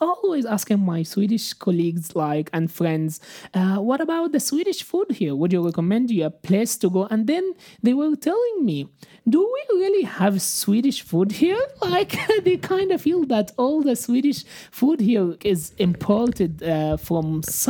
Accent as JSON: {"language": "English", "town": "Cairo", "region": "Cairo Governorate", "country": "Egypt", "moved": "yes", "said": "And since I came from Cairo, which is quite like condensed city, I haven't seen this kind of like activities and working out in the streets."}